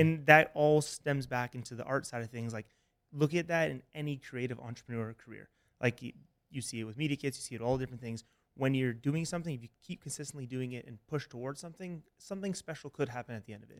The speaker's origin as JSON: {"language": "English", "town": "Toronto", "region": "Ontario", "country": "Canada", "also_born_or_lived": "Alabama", "moved": "as an adult", "said": "I'm from Toronto, Canada."}